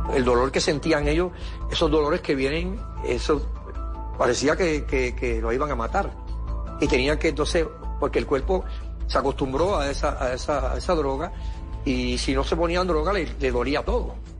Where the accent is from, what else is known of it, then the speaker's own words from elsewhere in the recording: Caguas, Puerto Rico; yo me crié en Cagua, y al lado estaba Burao, pueblo